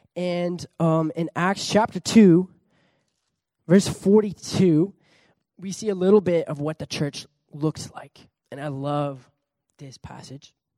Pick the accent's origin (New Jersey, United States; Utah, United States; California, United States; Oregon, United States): California, United States; also born or lived in Pichilemu, Chile; I was born in California, grew up there